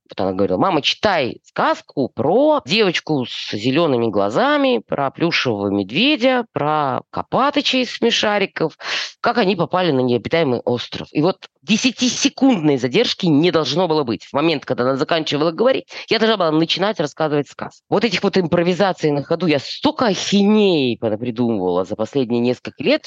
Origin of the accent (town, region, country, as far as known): Chisinau, Moldova; born or raised there; moved away as an adult; also born or lived in Yefremov, Tula Oblast, Russia / Moscow, Russia